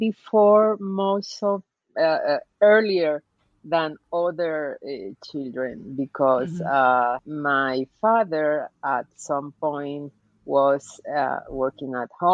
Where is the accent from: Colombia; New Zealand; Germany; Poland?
Colombia; I am from Colombia.